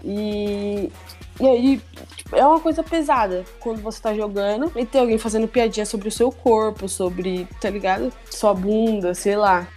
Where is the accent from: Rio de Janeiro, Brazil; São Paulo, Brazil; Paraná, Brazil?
São Paulo, Brazil; Osasco; eu sou lá de Osasco. É, a minha infância inteira eu praticava muito esporte